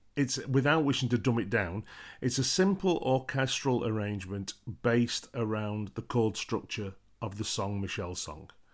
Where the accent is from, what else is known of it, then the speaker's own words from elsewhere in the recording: United Kingdom; being British